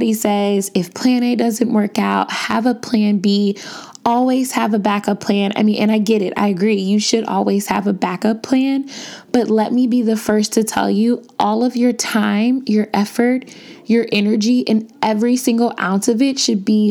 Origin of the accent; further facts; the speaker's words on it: Chicago, Illinois, United States; moved away as an adult; I was born and bred in Chicago